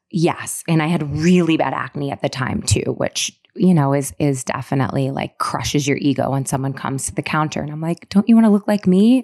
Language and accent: English; Syracuse, New York, United States; moved away as an adult; now in New York City, United States; when I was living in Syracuse where I grew up